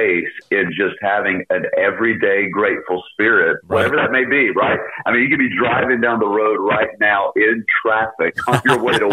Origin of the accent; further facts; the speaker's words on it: Charlotte, North Carolina, United States; I pastor in Charlotte, North Carolina, at Laurel Baptist Church, a church that we replanted 13 years ago here in my hometown. I was raised here